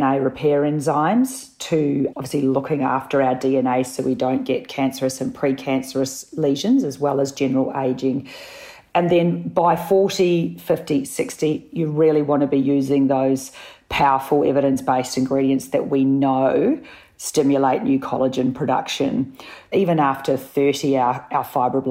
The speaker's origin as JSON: {"language": "English", "country": "New Zealand", "also_born_or_lived": "Sydney, Australia", "moved": "yes", "lives_now": "Melbourne, Australia", "said": "I'm a Kiwi"}